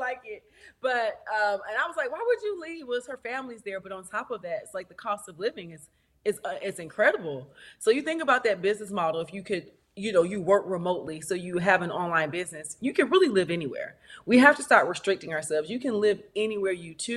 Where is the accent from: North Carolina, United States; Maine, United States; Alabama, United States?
North Carolina, United States; Fayetteville; Fayetteville. My hometown.